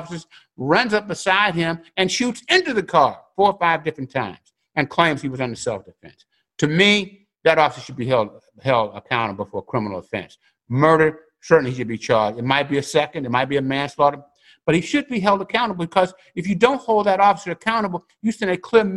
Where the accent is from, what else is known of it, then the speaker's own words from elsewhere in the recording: Vallejo, California, United States; I grew up in Vallejo